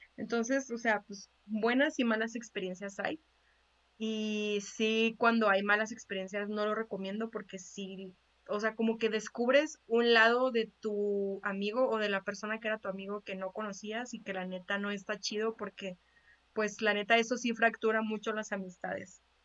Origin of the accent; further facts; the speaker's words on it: Chihuahua, Mexico; tú y yo somos de Chihuahua